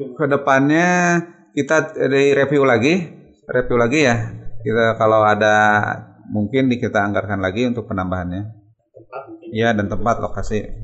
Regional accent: Sukabumi, West Java, Indonesia; now in Bandung, Indonesia; lahir di Sukabumi tanggal 17 Juni 1971

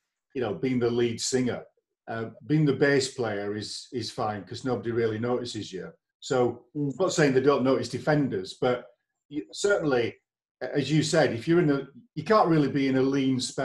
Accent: Leeds, Yorkshire and the Humber, United Kingdom; I'm from Leeds

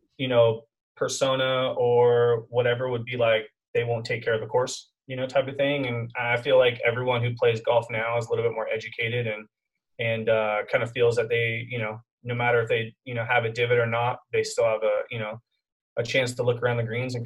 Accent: Costa Mesa, California, United States; now in Temecula, United States; I grew up in a town called Costa Mesa, kind of on the border of Newport Beach in SoCal in California. And I grew up there like pretty much my whole life until about 10 years ago.

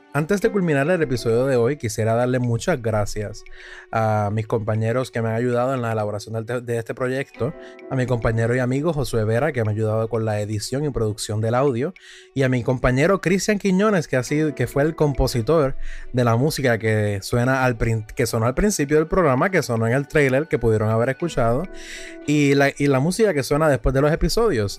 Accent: Puerto Rico; los nacidos en mi tierra de Puerto Rico

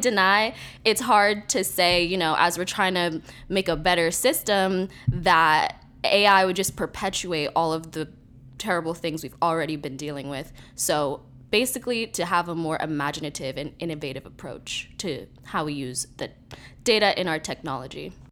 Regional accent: New York City, New York, United States; I am a filmmaker from New York City

